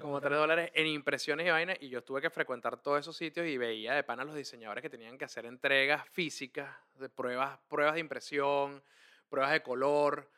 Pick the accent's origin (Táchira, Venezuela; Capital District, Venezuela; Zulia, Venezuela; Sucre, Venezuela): Capital District, Venezuela; Caracas; yo crecí en Montalbán, en un piso 6, en un apartamento de dos habitaciones, clase media baja